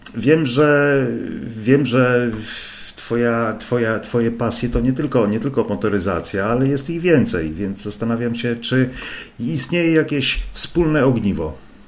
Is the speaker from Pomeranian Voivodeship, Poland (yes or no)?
yes; Gdańsk, Pomeranian Voivodeship, Poland; ja jestem z Gdańska